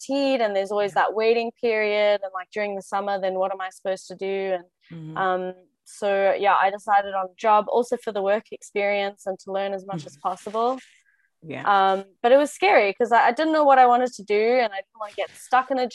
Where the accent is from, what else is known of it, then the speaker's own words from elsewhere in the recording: South Africa; now in Brussels, Belgium; I'm South African, but I have Spanish nationality because my mom is Spanish